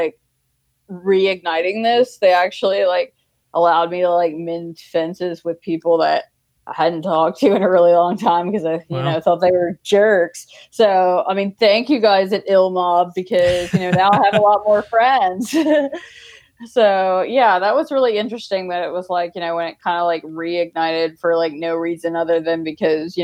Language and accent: English; Mississippi, United States; I was also from Mississippi.